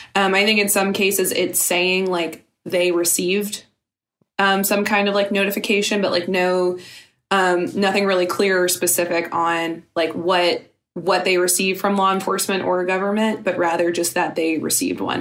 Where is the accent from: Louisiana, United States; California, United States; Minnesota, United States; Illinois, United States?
Louisiana, United States; I'm from Louisiana. I live half the year there.